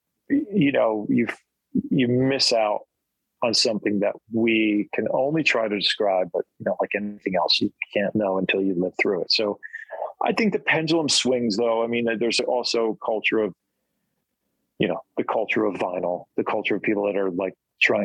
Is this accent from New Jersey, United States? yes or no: yes; New Jersey, United States; I grew up in New Jersey